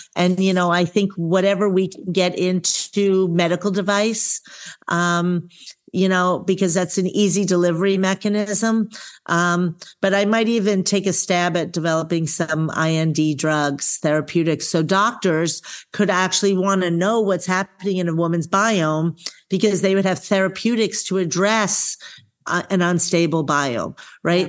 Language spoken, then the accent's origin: English; New York, United States; now in Eugene, Oregon, United States; I'm a girl from New York